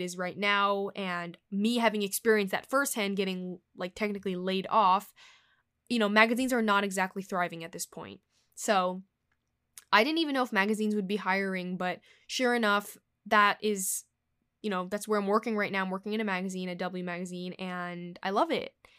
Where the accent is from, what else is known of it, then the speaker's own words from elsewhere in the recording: New York, United States; I was born here in New York, you know, where the hub of the fashion industry is. So I have a home here. I still live with my family